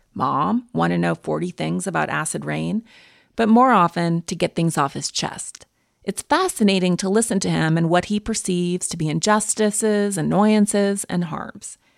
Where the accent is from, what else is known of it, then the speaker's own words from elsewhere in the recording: Montana, United States; I'm from Montana